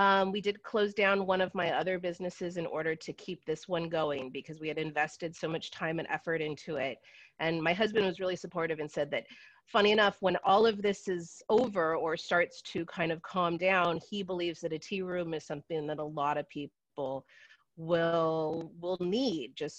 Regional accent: San Francisco, California, United States; now in Brooklyn, United States; I'm actually from San Francisco, California originally, but I have been in Brooklyn for 20 years

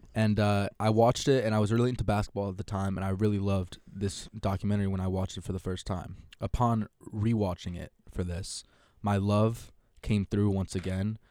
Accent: Connecticut, United States; I'm from Connecticut

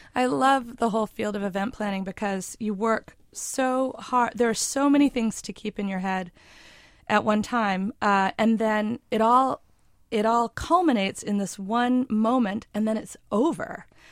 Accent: Maine, United States; also born or lived in New York City; now in Montclair, United States; I grew up in Maine

